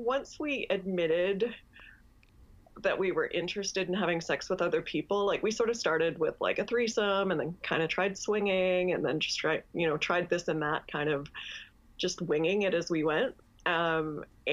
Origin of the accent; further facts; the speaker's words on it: Canada; I'm Canadian